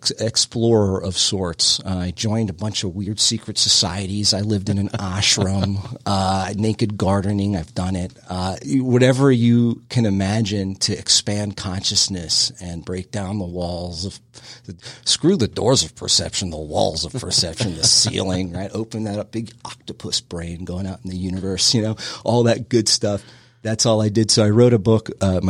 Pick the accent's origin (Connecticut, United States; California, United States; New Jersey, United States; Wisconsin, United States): New Jersey, United States; We're from Jersey